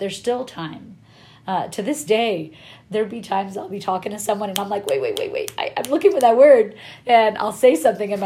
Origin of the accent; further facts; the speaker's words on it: Inglewood, California, United States; English is a second language; also born or lived in Kabul, Afghanistan / Apple Valley, California; I grew up in Inglewood. I grew up in Inglewood